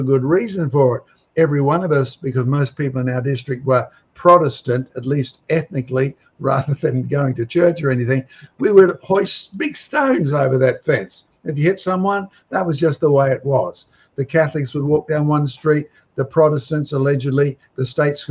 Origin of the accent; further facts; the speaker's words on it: Australia; as an Australian, and us Australians